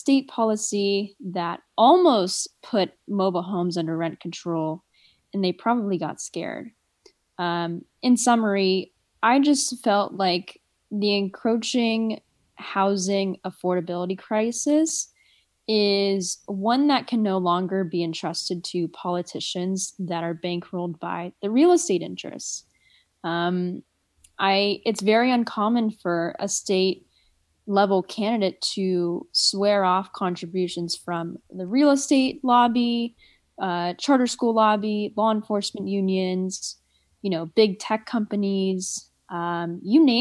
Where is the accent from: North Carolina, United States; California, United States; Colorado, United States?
California, United States; Southern; now in San Francisco, United States; I was born in Southern California, raised in Southern California, most of my life by a single mom